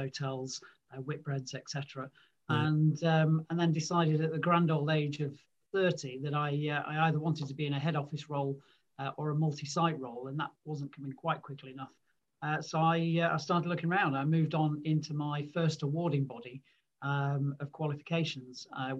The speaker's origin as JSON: {"language": "English", "town": "Manchester", "region": "North West England", "country": "United Kingdom", "tie": "born or raised there", "also_born_or_lived": "Lancashire", "said": "So I'm a Mancunian. I was born and grew up in Manchester."}